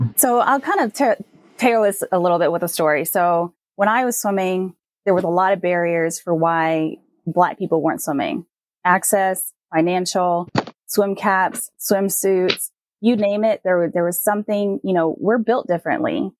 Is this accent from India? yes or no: no; Puerto Rico; growing up in Puerto Rico, my mom used to take me to the beach all the time